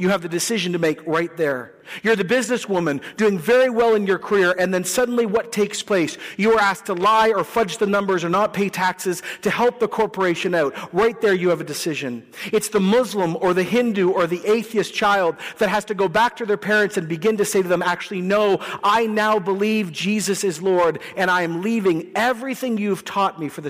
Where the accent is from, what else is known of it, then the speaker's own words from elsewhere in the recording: Canada; we're nice people and we're Canadian people and we pay our taxes